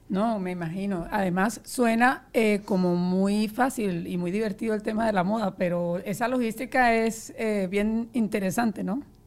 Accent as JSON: {"language": "Spanish", "country": "Colombia", "said": "yo soy colombiana también"}